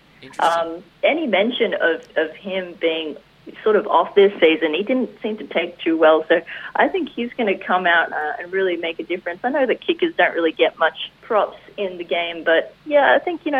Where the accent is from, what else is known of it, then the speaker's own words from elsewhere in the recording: Dapto, New South Wales, Australia; accent: Australian; I'm Australian.